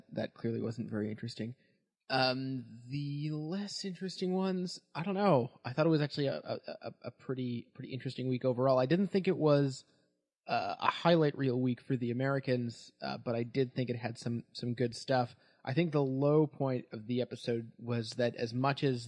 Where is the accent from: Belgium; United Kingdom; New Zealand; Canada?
Canada; I'm Canadian